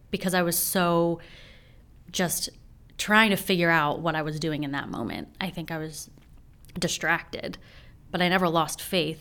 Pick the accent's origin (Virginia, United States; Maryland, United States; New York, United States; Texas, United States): Maryland, United States; Frederick; born and raised right here in Frederick.